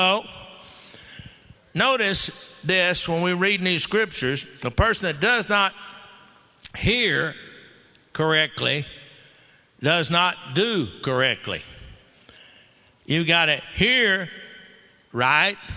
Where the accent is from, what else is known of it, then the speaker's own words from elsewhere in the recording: Texas, United States; I'm a Texan